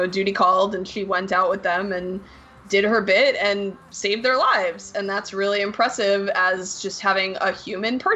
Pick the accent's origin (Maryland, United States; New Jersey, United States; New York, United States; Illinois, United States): New Jersey, United States; In New Jersey, my home state